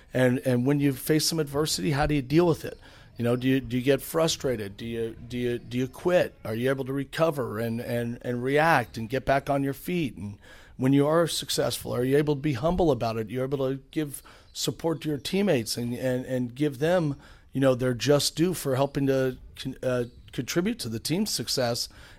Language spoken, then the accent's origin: English; San Francisco, California, United States; I mean, I grew up in San Francisco